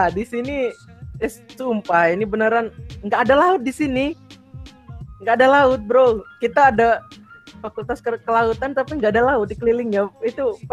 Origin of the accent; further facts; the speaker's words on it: Bima, West Nusa Tenggara, Indonesia; apalagi nih anak timur, terutama aku kan dari Bima nih. Dari Bima kebetulan di pesisir pantai rumahnya.